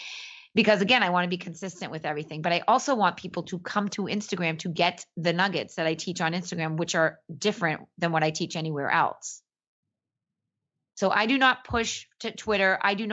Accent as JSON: {"language": "English", "town": "Boston", "region": "Massachusetts", "country": "United States", "said": "I'm from Boston"}